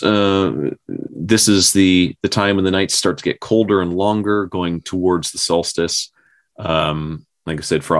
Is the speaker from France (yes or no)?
no; Newfoundland and Labrador, Canada; we did that growing up in Newfoundland